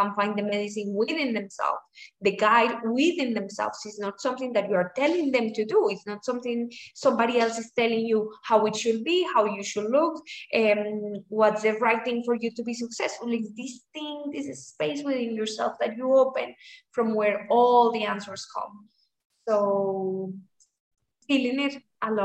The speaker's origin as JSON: {"language": "English", "country": "Colombia", "said": "I'm from Colombia."}